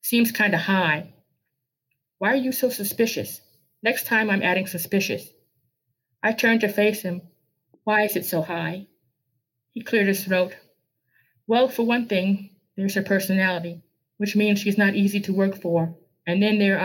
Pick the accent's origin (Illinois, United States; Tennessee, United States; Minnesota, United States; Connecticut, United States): Illinois, United States; Chicago; I'm born here, raised here, work here, live here. This is my town